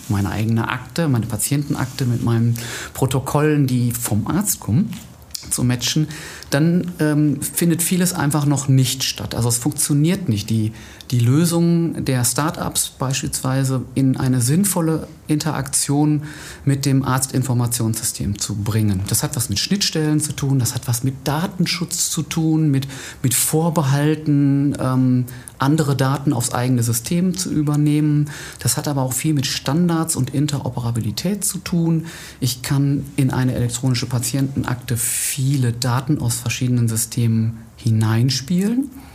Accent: Wetter, North Rhine-Westphalia, Germany; moved away as an adult; now in Essen, Germany; Ich bin geboren in Wetter an der Ruhr und habe da die Hälfte meines Lebens ungefähr gelebt

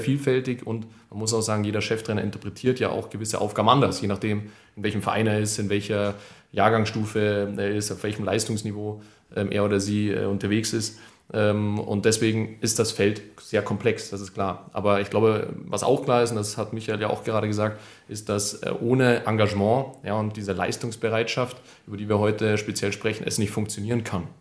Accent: Munich, Bavaria, Germany; München ist meine Heimat

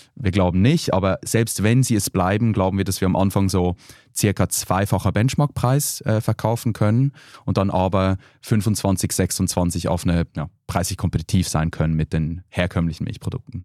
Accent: Switzerland; now in Berlin, Germany; Ich bin ja Schweizer, bei uns

